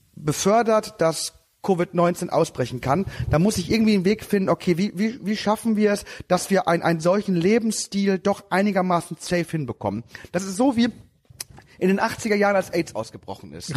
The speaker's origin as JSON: {"language": "German", "region": "Lower Saxony", "country": "Germany", "said": "bei uns in Niedersachsen. Ich bin ja auch Niedersachse."}